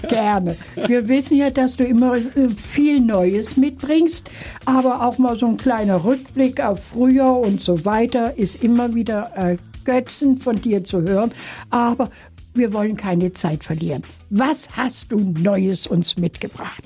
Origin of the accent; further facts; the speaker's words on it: Germany; Ich komme aus Deutschland